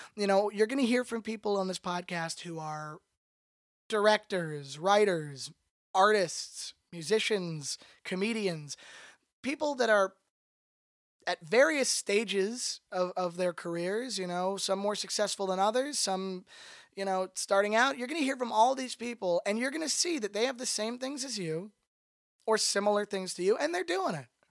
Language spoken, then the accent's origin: English; Toronto, Ontario, Canada; moved away as an adult; now in Los Angeles, United States; I'm originally from Toronto, Canada. I've been in Los Angeles, California for the last four years